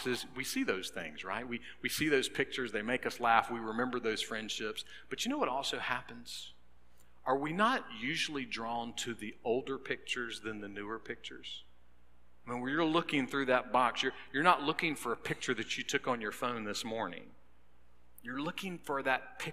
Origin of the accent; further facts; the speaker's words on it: North Augusta, South Carolina, United States; now in Lexington, United States; Well, that's where I was born and raised.